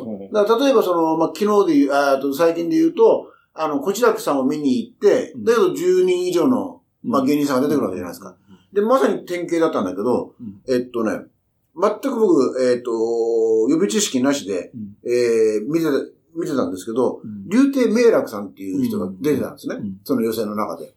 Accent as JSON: {"language": "Japanese", "region": "Kyushu", "country": "Japan", "tie": "born or raised there", "moved": "yes", "said": "僕はあの、もともと九州の出身だから"}